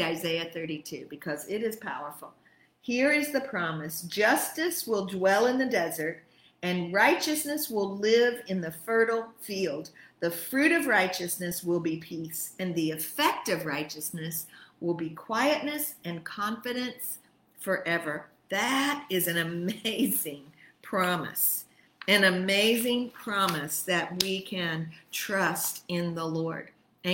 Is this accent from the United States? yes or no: yes; Texas, United States; now in Italy; I'm an American, but I'm really a Texan